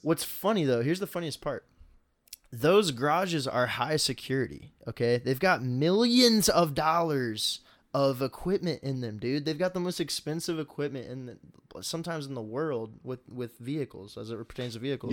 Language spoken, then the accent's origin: English; Indianapolis, Indiana, United States; We're from Indy